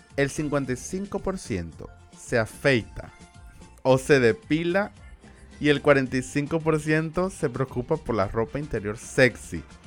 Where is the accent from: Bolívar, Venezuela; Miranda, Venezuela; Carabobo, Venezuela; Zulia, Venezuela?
Zulia, Venezuela; Maracaibo; accent: Maracucho; tenéis como maracucho y no como español